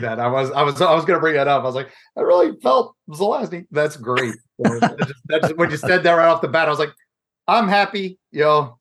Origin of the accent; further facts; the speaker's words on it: Midwest, United States; growing up in the Midwest in the late seventies, early eighties